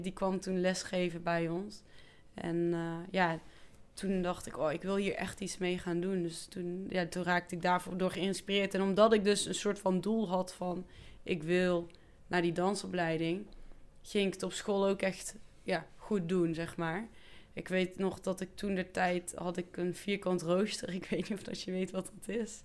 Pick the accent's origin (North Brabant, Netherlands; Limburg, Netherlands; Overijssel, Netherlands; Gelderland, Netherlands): North Brabant, Netherlands; 's-Hertogenbosch; ik kom dus echt van Maaspoort, hier in Den Bosch